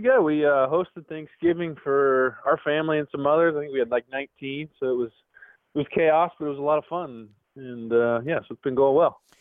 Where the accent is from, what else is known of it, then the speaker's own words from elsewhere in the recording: Livermore, California, United States; also born or lived in Pleasanton, California; I was born in Livermore, spent a little time in Pleasanton, I'm in Danville, but um, know, I'm an East Bay guy